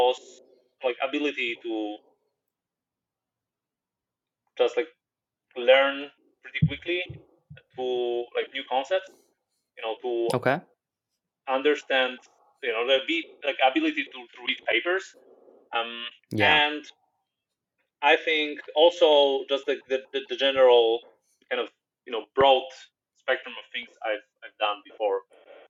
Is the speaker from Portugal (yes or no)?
no; Poland; also born or lived in Krakow; I come from Poland